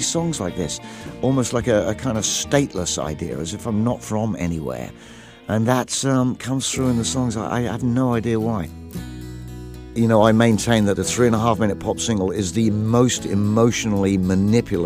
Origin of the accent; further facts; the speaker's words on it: England, United Kingdom; I grew up in England, in the country there